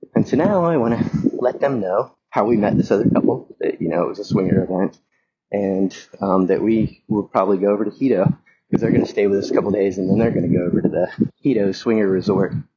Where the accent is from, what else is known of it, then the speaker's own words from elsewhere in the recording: the South, United States; moved away; I grew up in the South